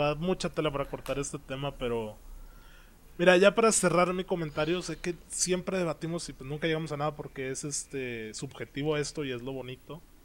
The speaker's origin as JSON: {"language": "Spanish", "country": "Mexico", "said": "como afición mexicana"}